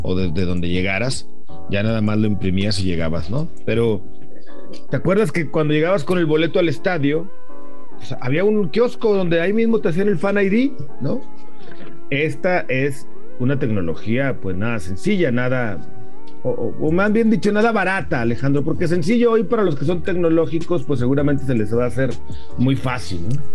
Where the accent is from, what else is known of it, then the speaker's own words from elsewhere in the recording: Mexico; como mexicanos